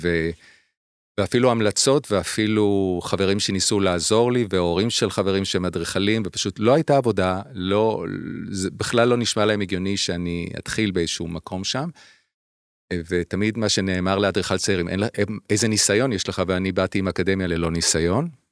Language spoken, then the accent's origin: Hebrew; Haifa, Haifa District, Israel; moved away as an adult; also born or lived in Providence, Rhode Island, United States; now in Tel Aviv, Israel